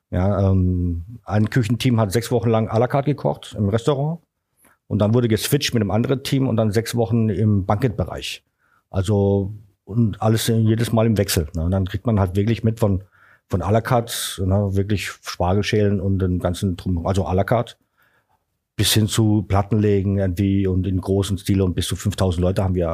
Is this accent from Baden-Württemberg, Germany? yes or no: yes; Karlsruhe, Baden-Württemberg, Germany; born there; dann bin ich Deutschland, nach Deutschland 1992 äh, gekommen nach Karlsruhe, ne, meine Geburtsstadt.